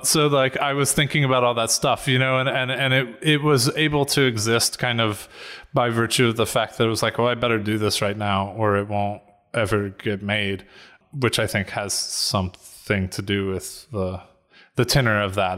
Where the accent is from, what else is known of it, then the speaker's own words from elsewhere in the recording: Atlanta, Georgia, United States; moved away as an adult; also born or lived in North Carolina / New York; I'm from Atlanta uh, which is where I am now